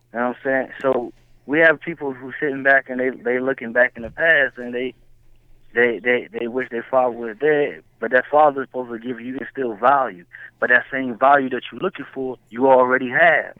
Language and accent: English; Maryland, United States; I'm from Maryland